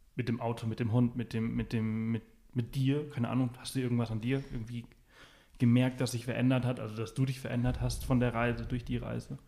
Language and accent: German; Mallorca, Balearic Islands, Spain; ich bin auf Mallorca aufgewachsen